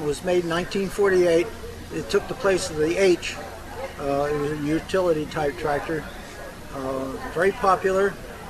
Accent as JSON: {"language": "English", "town": "New Holland", "region": "Pennsylvania", "country": "United States", "said": "I'm from New Holland"}